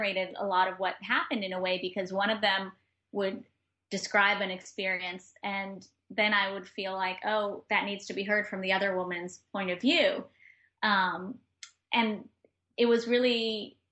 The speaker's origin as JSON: {"language": "English", "region": "New York", "country": "United States", "also_born_or_lived": "Granada, Nicaragua", "said": "as a New Yorker"}